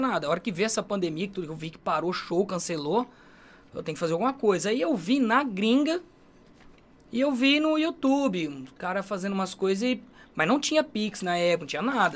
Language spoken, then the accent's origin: Portuguese; Brazil; accent: caipira; E meu sotaque é caipira demais